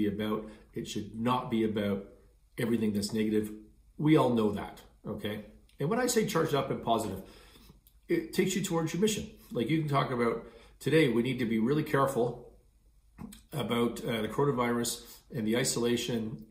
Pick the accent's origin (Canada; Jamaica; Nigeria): Canada; I'm Canadian.